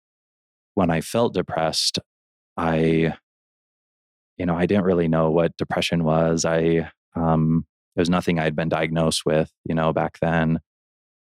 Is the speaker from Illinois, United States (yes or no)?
yes; Elgin, Illinois, United States; now in Roy, United States; I grew up in Illinois in a city called Elgin